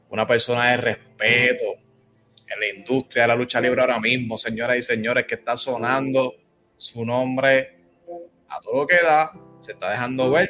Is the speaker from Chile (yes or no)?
no; Ponce, Puerto Rico; born there; porque antes de representar a este pueblo maravilloso de Yauco, yo nací en Ponce, señores.